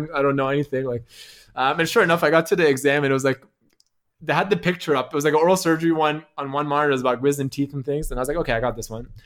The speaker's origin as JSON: {"language": "English", "country": "Canada", "said": "He's like, \"Oh, your accent. Like, where are you from?\" I'm like, \"Oh, I'm from Canada.\""}